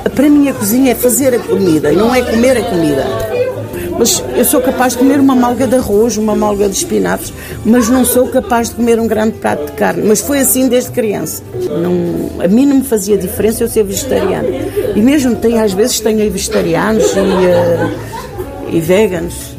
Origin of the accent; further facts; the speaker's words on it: Ponte de Lima, Norte, Portugal; moved away; also born or lived in Paris, France; Vinha de Paris e sou de Ponte de Lima.